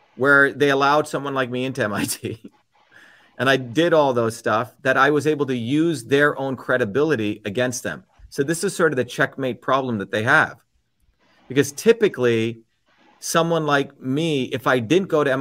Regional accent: India; moved away; When I was growing up in India

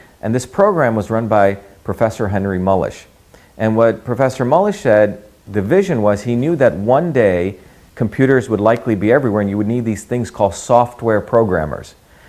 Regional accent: India; moved away; also born or lived in Bombay / a small village in South India; I grew up in India, and I grew up in two Indias. You know, I was born in India in 1963, but the India I grew up in had many different aspects to it. You know, I was born in Bombay.

